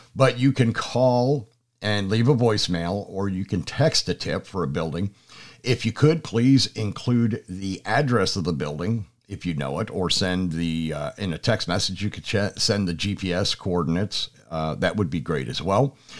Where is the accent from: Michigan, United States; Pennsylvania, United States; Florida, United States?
Pennsylvania, United States; moved away as an adult; now in Georgia, United States; I'm originally from Pennsylvania